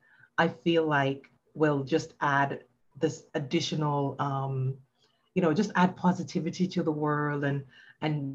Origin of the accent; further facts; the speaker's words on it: Jamaica; now in United States; I grew up in Jamaica and we used to wear uniforms to school